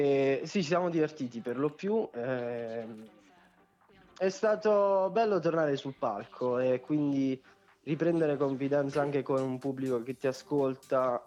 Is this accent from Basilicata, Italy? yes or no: yes; Potenza, Basilicata, Italy; anch'io sono di Potenza